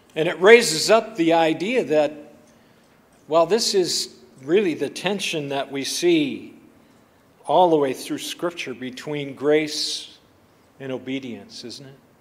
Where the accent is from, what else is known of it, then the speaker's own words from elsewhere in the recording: Buffalo, Minnesota, United States; I grew up in the Buffalo, Minnesota Covenant Church